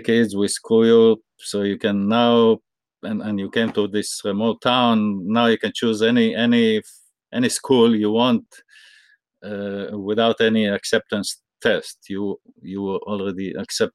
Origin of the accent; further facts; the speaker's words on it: Israel; I grew up in Israel